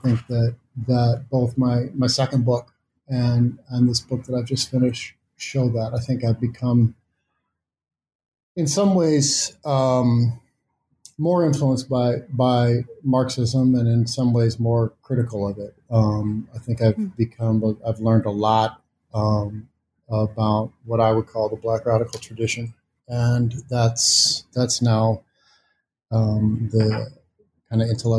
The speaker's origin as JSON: {"language": "English", "region": "Missouri", "country": "United States", "said": "And because I am from Missouri, and because of the way that I have for a long time tried to link my intellectual life to political engagement of various kinds"}